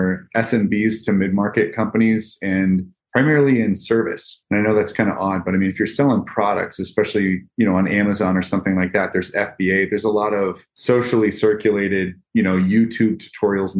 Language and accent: English; Midwest, United States; I'm from the Midwest originally in the States here. My family farmed.